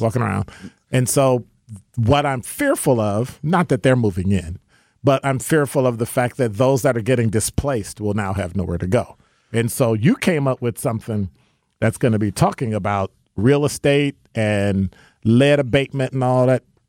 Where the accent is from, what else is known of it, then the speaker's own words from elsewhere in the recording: Chicago, Illinois, United States; now in Milwaukee, United States; I'm from Ch-, Chicago